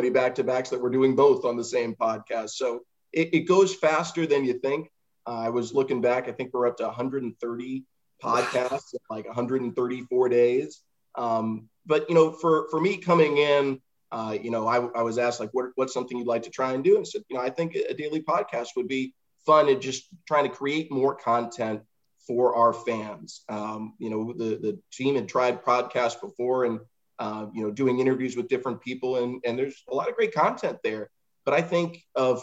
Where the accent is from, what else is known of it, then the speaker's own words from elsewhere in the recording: San Jose, California, United States; now in Charlotte, United States; I grew up in the Bay Area in California, San Jose